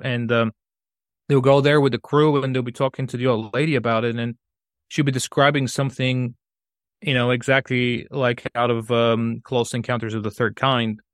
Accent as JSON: {"language": "English", "town": "Sofia", "region": "Sofia City", "country": "Bulgaria", "also_born_or_lived": "Colorado, United States", "second_language": "English", "moved": "as an adult", "lives_now": "England, United Kingdom", "said": "I'm from Bulgaria, so that, uh, that city I was talking about is, is, uh, Sofia"}